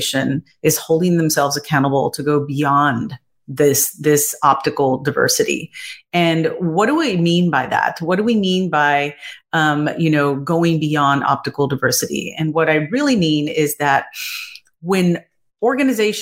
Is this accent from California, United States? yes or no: no; Texas, United States; my family definitely are descendants of Native Americans growing up in Texas